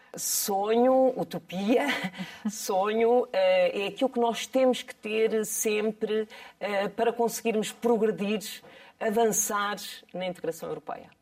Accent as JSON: {"language": "Portuguese", "town": "Bombarral", "region": "Centro", "country": "Portugal", "tie": "born or raised there", "said": "Bom Barral é a minha terra de origem"}